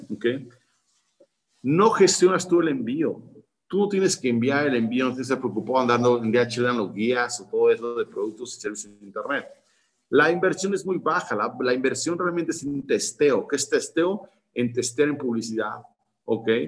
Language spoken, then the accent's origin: Spanish; Spain; Puedes vender gente, ahora nosotros pues somos españoles, de A la Z, puedes vender a todo el mundo